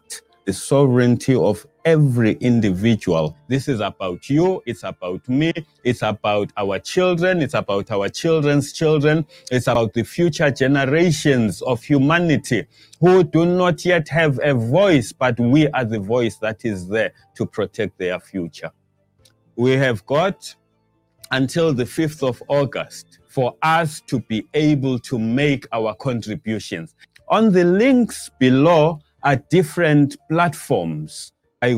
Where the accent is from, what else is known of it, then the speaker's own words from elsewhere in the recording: South Africa; we, as the South African people